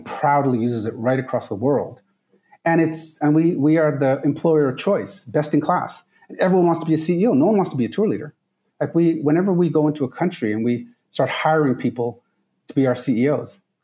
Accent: Trinidad & Tobago; moved away; I'm from the Caribbean. I'm from Trinidad

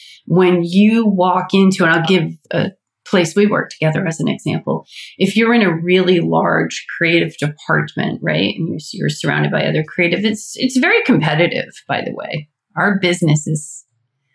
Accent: Atlanta, Georgia, United States; I'm from Atlanta.

